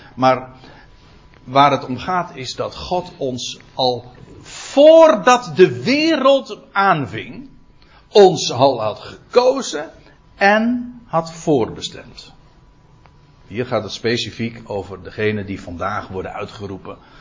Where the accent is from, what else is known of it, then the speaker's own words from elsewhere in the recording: Aalsmeer, North Holland, Netherlands; bij ons in Aalsmeer